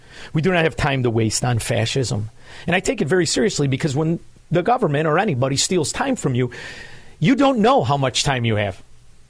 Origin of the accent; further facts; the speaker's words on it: Melrose Park, Illinois, United States; everybody now knows that I'm from Melrose Park. Melrose Park, when I grew up there, was the best neighborhood in the world